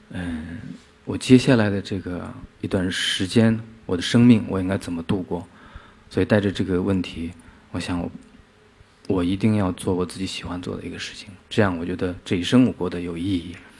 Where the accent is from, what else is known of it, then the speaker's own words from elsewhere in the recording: Inner Mongolia grasslands, China; 我从小就是来自于一个边缘地区。 内蒙古草原